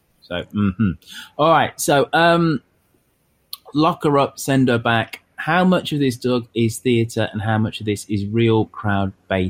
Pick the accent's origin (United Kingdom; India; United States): United Kingdom; England; because we are English here, maths not math